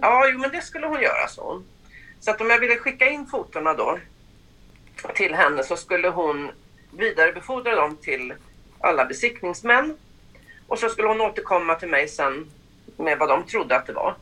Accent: Stockholm, Stockholm County, Sweden; now in Mullsjö, Sweden; Jag är född i Stockholm mm. men eh, flyttade därifrån 84 ner till Mullsjö

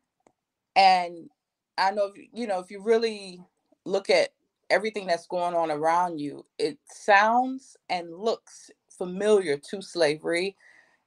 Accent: North Carolina, United States; moved away; also born or lived in Houston, Texas; I'm from North Carolina

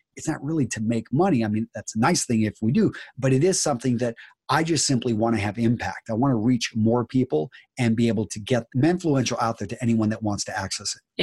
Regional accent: Wisconsin, United States; we're both from Wisconsin

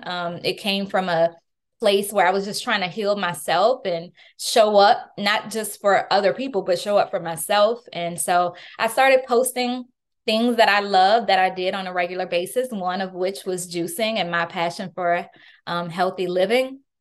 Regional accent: New Orleans, Louisiana, United States; moved away; I was born and raised in New Orleans, Louisiana

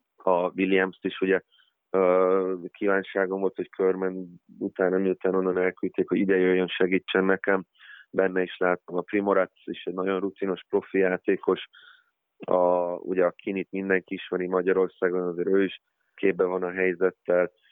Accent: Giessen, Hesse, Germany; now in Hungary; Németországban születtem, ott nőttem fel, ö, Giesenben

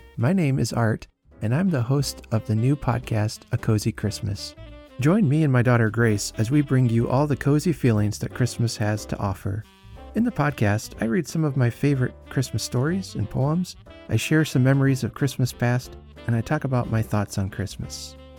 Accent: United States; As an American

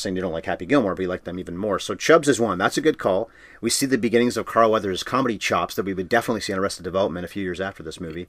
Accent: Canada; We're Canadian.

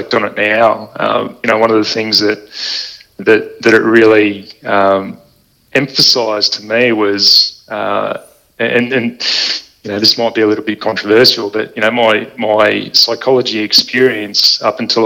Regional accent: Balmoral, Australia; when I was growing up in Balmoral

